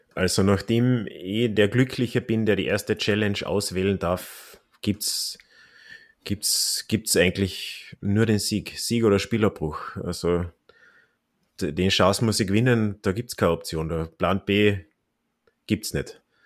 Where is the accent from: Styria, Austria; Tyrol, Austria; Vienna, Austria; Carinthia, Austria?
Carinthia, Austria; Klagenfurt; mein Heimatort Klagenfurt